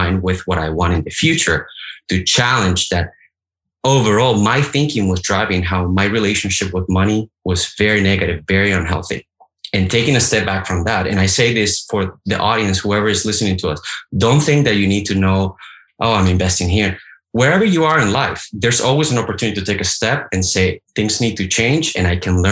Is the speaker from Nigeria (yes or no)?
no; Colombia; moved away as an adult; now in United States; I was born in Colombia, as you know. I went to high school in Colombia. I went to two universities in Colombia. Then I came to the United States